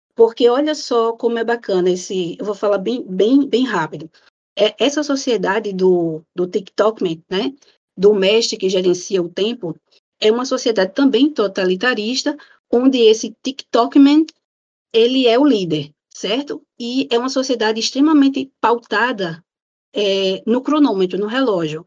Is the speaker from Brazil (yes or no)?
yes; Natal, Rio Grande do Norte, Brazil; sou de Natal